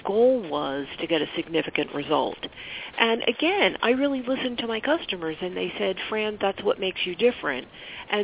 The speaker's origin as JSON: {"language": "English", "town": "Philadelphia", "region": "Pennsylvania", "country": "United States", "also_born_or_lived": "Pittsburgh, Pennsylvania / New Jersey", "said": "I'm originally from Philadelphia. Currently, I live in the suburbs of Philadelphia, and I've lived on the western side of Pennsylvania in Pittsburgh for several years"}